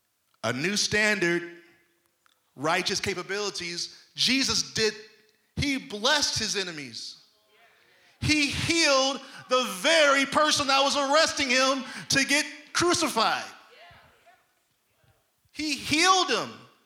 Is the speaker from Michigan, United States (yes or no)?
yes; Detroit, Michigan, United States; I'm holy, but don't cross me, because I'm from Detroit.